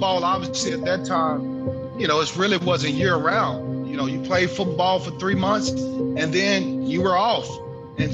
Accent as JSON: {"language": "English", "region": "Texas", "country": "United States", "tie": "born or raised there", "said": "growing up in Texas, it was hot"}